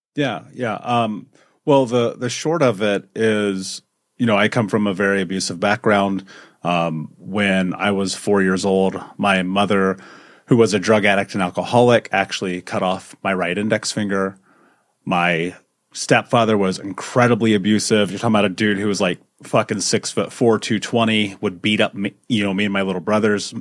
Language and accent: English; Indianapolis, Indiana, United States; I grew up in America, in Indianapolis, in the fucking United States